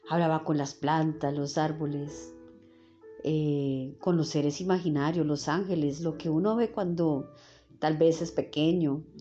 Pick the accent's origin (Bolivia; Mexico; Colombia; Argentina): Colombia; Bogotá; born there; nací en Bogotá, Colombia, un 14 de septiembre de 1976, a eso de las 10 de la noche.